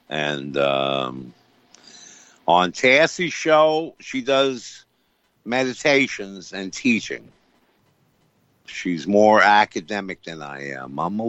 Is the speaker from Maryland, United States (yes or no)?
no; Greene County, New York, United States; moved away as an adult; a couple of very good causes in my hometown? I think that would be great. Greene County, New York.